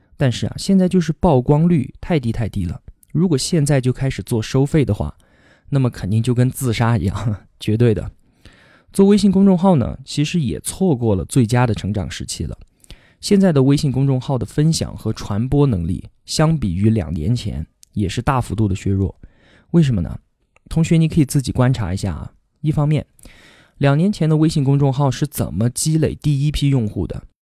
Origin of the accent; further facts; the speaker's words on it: Kunming, Yunnan, China; 我今年二十八，现在呢在云南昆明。这里是我土生土长的地方，不管是上学还是工作，从来都没有离开过这里。我从小学到初中，再到大学，都是在昆明读的